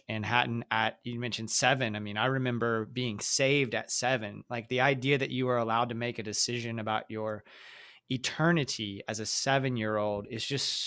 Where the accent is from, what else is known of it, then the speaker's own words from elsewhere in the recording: the South, United States; growing up in the South in different small towns